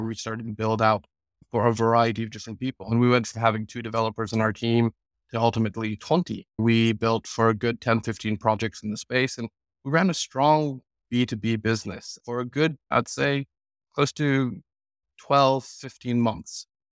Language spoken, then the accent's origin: English; United States; moved away as an adult; also born or lived in London, United Kingdom; now in United Kingdom; I moved to America when I was two. if there's anything, I am, I'm basically an American. I spent my whole childhood there